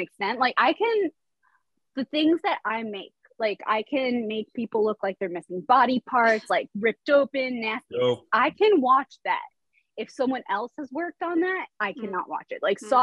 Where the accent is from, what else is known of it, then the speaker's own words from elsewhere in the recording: East Coast, United States; now in Los Angeles, United States; I'm from the East Coast. So I grew up going to New York.